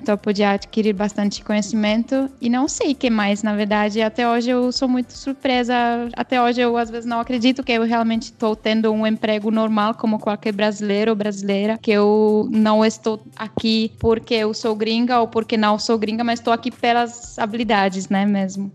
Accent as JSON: {"language": "Portuguese", "town": "Pardubice", "region": "Pardubice Region", "country": "Czechia", "second_language": "Portuguese", "moved": "as an adult", "lives_now": "São Paulo, Brazil", "said": "eu sou da cidade que chama Pardubice, que é fica uma hora de Praga"}